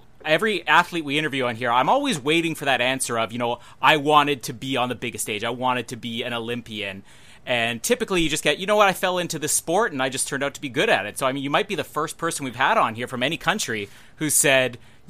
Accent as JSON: {"language": "English", "town": "Winnipeg", "region": "Manitoba", "country": "Canada", "tie": "born or raised there", "said": "you were here in my hometown, Winnipeg"}